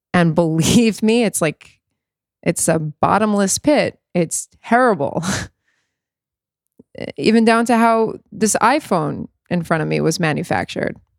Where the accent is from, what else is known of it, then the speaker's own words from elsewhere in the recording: South Florida, United States; I grew up in South Florida